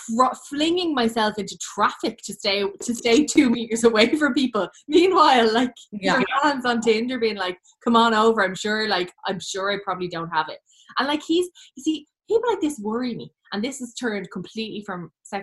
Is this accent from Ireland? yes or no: yes; Ireland; as Irish people